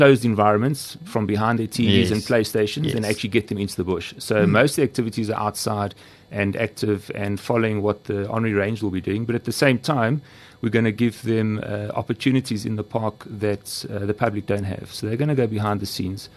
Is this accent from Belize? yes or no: no; South Africa; as South Africans